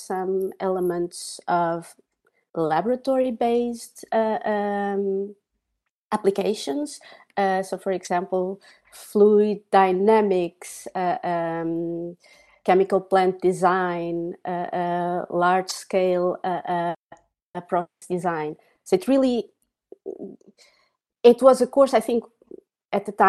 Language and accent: English; Coimbra, Centro, Portugal; moved away as an adult; I was born in Portugal in a city called Coimbra